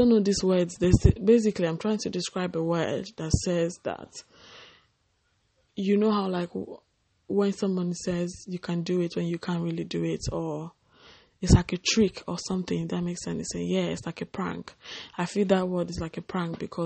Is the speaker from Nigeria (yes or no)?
yes; Nigeria; growing up in Nigeria, West Africa.